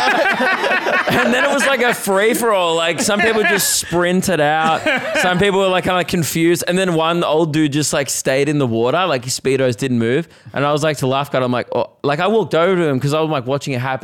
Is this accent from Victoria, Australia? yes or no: yes; Melbourne, Victoria, Australia; moved away; also born or lived in Gold Coast; I'm from Melbourne